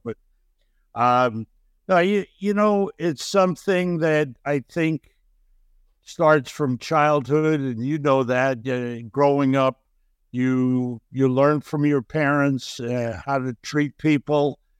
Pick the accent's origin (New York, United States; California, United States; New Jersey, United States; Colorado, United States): New York, United States; New York City; also born or lived in Ulm, Germany; a youngster growing up in Brooklyn